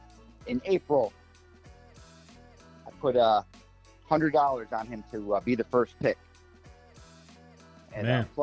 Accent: Detroit, Michigan, United States; moved away; I'm from Detroit, Michigan originally

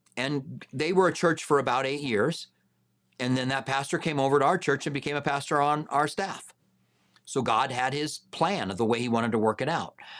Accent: Albuquerque, New Mexico, United States; moved away as an adult; now in Tucson, United States; I grew up in Albuquerque

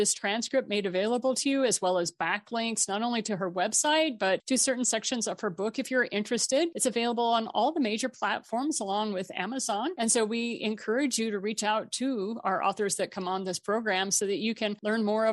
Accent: Missouri, United States; I'm from Missouri

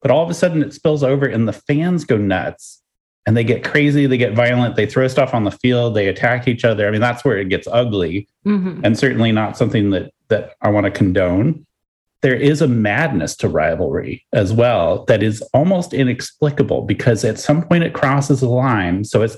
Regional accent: Los Angeles, California, United States; I'm from Los Angeles, and the Giants, I want to kill them all.

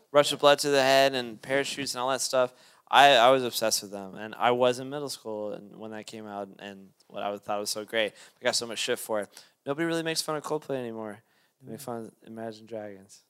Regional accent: Lexington, Kentucky, United States; I'm from Lexington, Kentucky

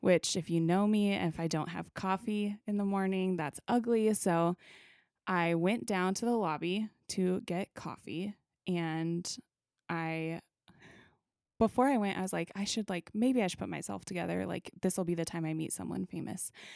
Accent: Wichita, Kansas, United States; I grew up in Wichita

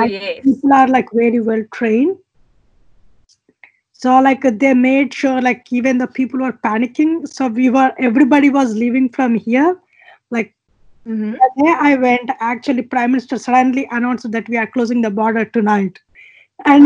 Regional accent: India; moved away; I come from India, where we have like a water scarcity

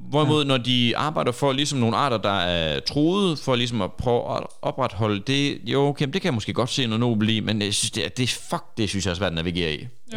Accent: Horsens, Central Denmark Region, Denmark; vi er alle sammen fra Horsens, mere eller mindre

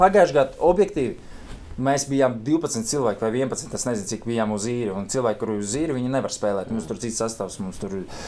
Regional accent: Riga, Latvia; no Rīgas, jā, bet sāk, pirmais klubs mans bija Auda

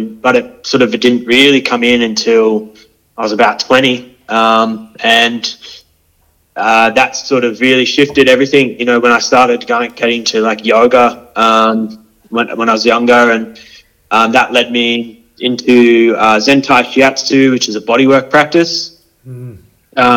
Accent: Hervey Bay, Queensland, Australia; I was born up in Harvey Bay, so Butchler country.

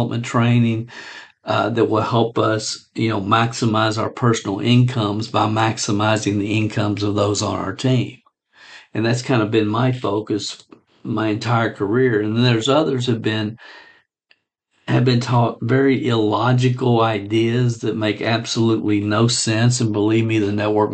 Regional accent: Stamping Ground, Kentucky, United States; a little dinky town in Kentucky called Stamping Ground Kentucky

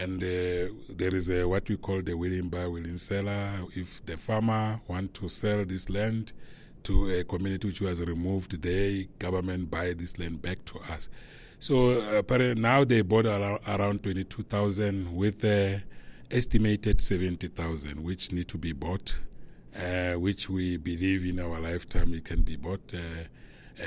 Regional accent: Limpopo, South Africa; I'm from South Africa in a province called Limpopo, in the community called Balepi

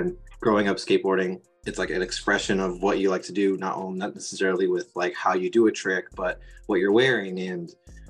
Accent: Southern California, United States; I grew up here in Southern California

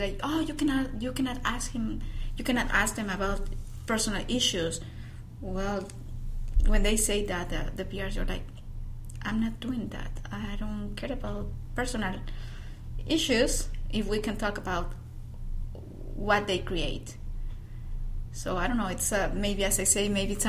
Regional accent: Yuriria, Guanajuato, Mexico; accent: Mexican; English is a second language; moved away as an adult; also born or lived in León, Guanajuato; I'm from Yuriria, Guanajuato

